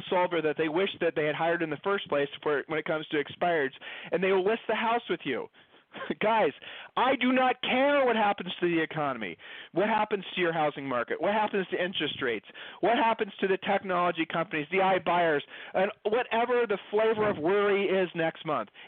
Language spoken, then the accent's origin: English; Ohio, United States; Julie and I moved. We, we're from Ohio. We've lived all over the country.